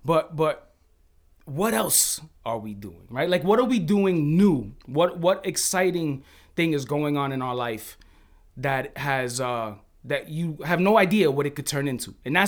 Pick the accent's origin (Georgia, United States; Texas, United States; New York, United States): New York, United States; Bronx; Originally from the Bronx, bro. Yes.